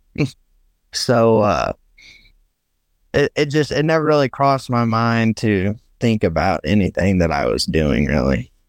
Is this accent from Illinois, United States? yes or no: yes; Herrin, Illinois, United States; I am from Southern Illinois, a little town called Heron